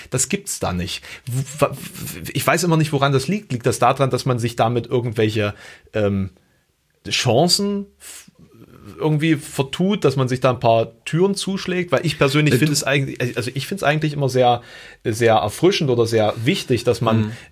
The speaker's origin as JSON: {"language": "German", "region": "East Germany", "country": "Germany", "said": "ich komme ja auch aus dem Osten, ne? das möchte ich ja nochmal erwähnen, auch wenn ich kein DDR-Kind bin, aber diese, ähm, Art und Weise der, äh, des Aufwachsens ist natürlich trotzdem durch die Ostsozialisierung geprägt."}